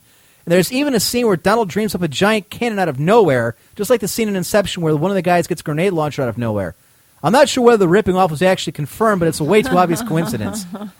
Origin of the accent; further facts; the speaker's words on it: Battle Creek, Michigan, United States; I was from Battle Creek, Michigan. I was 21 years old, and I was home from, because I was going to Michigan State University.